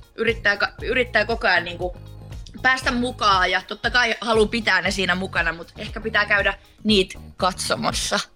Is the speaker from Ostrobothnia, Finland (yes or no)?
yes; Laihia, Ostrobothnia, Finland; also born or lived in Vaasa; laihia, tai mä oon Vaasassa syntynyt ja siellä asunutkin, mutta kyllä mä sanon, että mä oon laihialta, koska mä oon siellä käynyt peruskouluja ja kaikkea